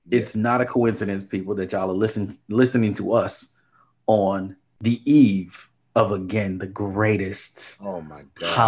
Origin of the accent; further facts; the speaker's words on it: New Orleans, Louisiana, United States; born there; also born or lived in Houston; I was born in New Orleans and spent most of my summers back and forth between Houston and New Orleans.